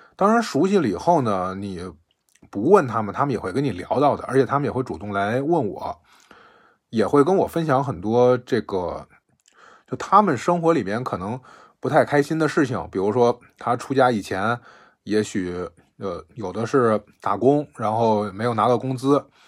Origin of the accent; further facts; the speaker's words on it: Beijing, China; 我是北京的